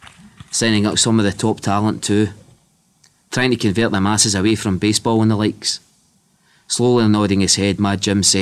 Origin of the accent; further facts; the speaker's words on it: Bishopton, Scotland, United Kingdom; I was raised in Bishopton, and even though the families, it's the usual kind of West of Scotland thing, they're either kind of Celtic or Rangers